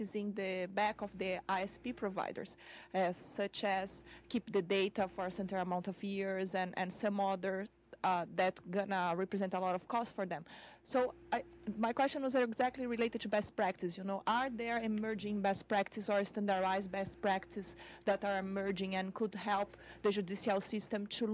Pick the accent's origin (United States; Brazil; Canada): Brazil; moved away; I'm originally from Brazil